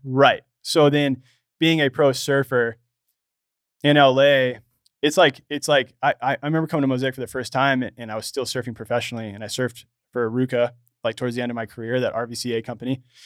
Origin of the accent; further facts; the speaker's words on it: Los Angeles, California, United States; I grew up here in Los Angeles.